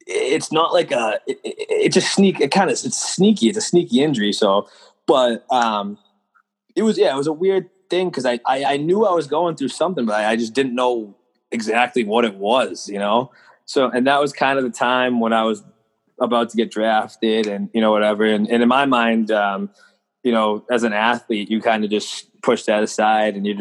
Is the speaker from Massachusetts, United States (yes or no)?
yes; Mansfield, Massachusetts, United States; I'm from Mansfield, Massachusetts